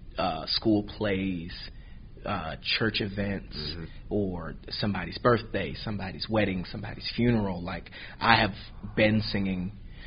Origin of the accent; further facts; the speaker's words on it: Nyack, New York, United States; now in Charlotte, United States; So I am originally from a small town called Nyack, New York. Nyack, New York.